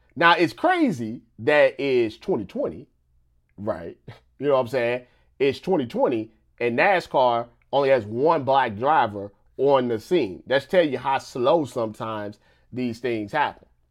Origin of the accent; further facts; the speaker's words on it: Missouri, United States; I'm from Missouri